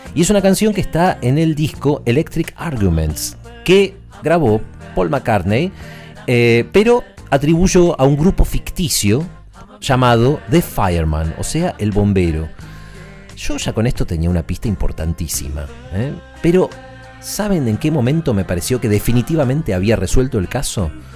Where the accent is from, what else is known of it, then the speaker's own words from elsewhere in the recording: Buenos Aires, Argentina; Además de chico yo iba al colegio en este barrio, después me fui, pero, pero toda mi infancia fui al colegio en Belgrano